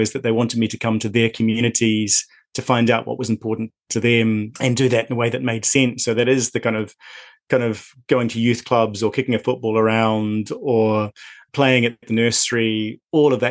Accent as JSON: {"language": "English", "region": "lower North Island", "country": "New Zealand", "tie": "born or raised there", "moved": "as an adult", "lives_now": "Scotland, United Kingdom", "said": "I grew up, as you may tell from my accent, in New Zealand. And so I grew up in fairly rural New Zealand in the lower North Island."}